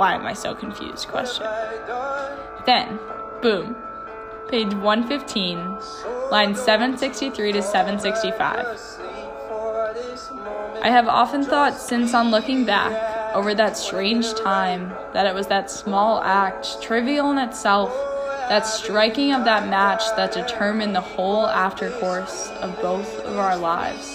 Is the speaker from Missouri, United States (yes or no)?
no; Pennsylvania, United States; moved away; I was from Pennsylvania